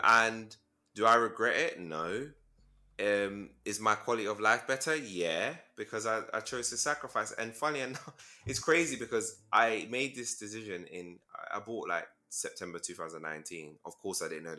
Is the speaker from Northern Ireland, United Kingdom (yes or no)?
no; London, United Kingdom; so I'm from London